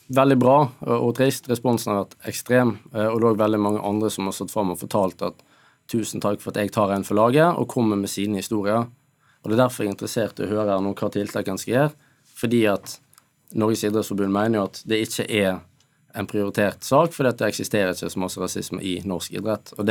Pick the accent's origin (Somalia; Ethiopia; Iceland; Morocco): Ethiopia; now in Norway; Nei, klart jeg er jo fra Etiopia. Jeg har en eh, annen farge.